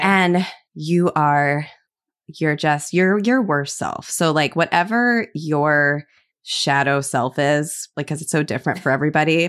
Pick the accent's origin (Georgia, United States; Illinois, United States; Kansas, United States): Illinois, United States; I'm from Illinois